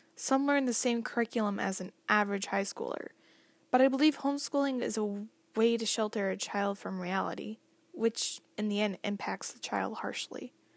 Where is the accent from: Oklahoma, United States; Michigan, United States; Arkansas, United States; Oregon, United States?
Michigan, United States; Berrien Springs; also born or lived in Baroda, Michigan; I grew up in Berrien since I was two years old.